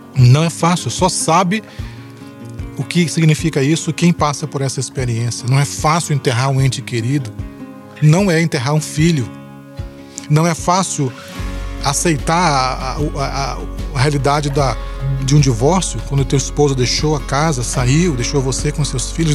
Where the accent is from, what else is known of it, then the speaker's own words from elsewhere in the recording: São Luís, Maranhão, Brazil; na cidade onde eu cresci, em São Luís